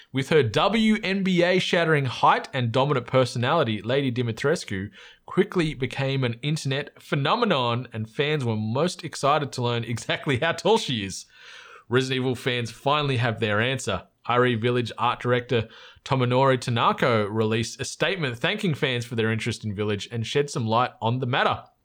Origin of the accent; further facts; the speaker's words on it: Australia; accent: Aussie; our accent stands out as in an Aussie